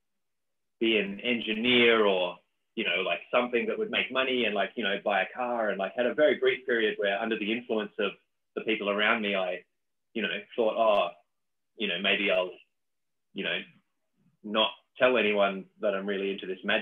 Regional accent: Dunedin, Otago, New Zealand; moved away; also born or lived in Australia; I grew up in South Island, New Zealand, a town called Dunedin

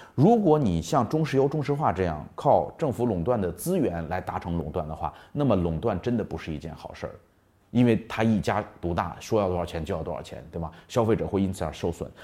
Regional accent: China; 我们中国人做生意老喜欢做产品

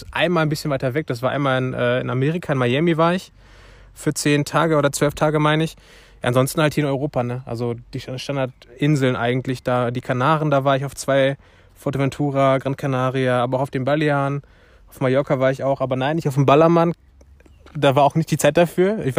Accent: Turkey; now in Germany; Ich bin Türke, ne? Also eigentlich fahre ich jedes Jahr in die Türkei

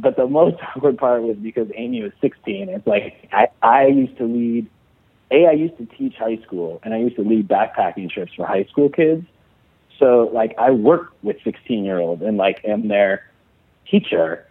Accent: Chicago, Illinois, United States; moved away as an adult; I grew up in Chicago, but when I went to college, I had to kind of shake my accent and then but whenever I go home, I start slipping back into it

